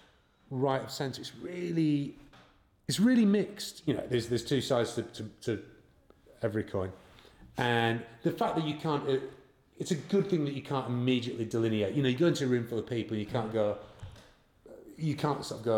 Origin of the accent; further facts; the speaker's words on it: Los Angeles, California, United States; I went, no, I'm from LA.